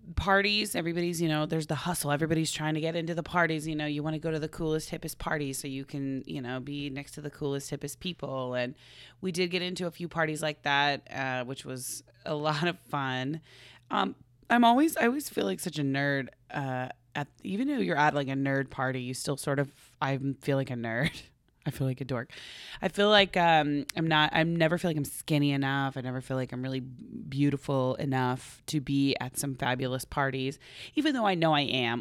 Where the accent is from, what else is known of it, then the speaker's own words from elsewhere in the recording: Oklahoma, United States; now in California, United States; we're from Oklahoma originally